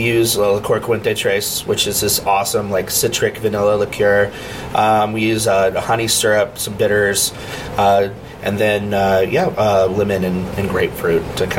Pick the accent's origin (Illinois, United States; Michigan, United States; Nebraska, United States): Nebraska, United States; Omaha; I grew up playing music in Omaha. I've been playing music in Omaha since I was 12 years old.